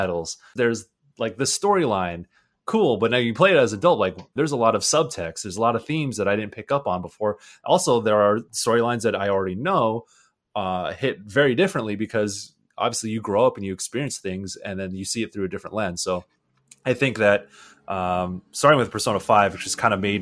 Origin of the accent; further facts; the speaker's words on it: San Diego, California, United States; I'm from San Diego